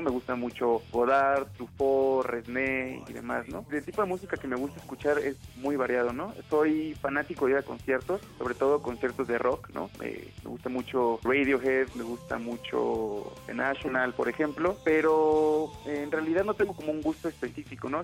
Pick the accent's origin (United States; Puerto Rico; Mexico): Mexico; Morelia, Michoacán; also born or lived in Buenos Aires; soy de Morelia y tengo 26 años